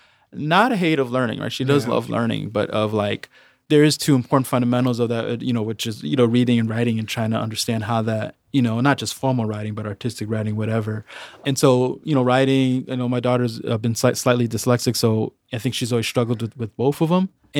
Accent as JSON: {"language": "English", "town": "Chicago", "region": "Illinois", "country": "United States", "tie": "born or raised there", "said": "I went to Edgebrook School. It's on the northwest side of Chicago. And it's not like selective enrollment, it's a neighborhood school."}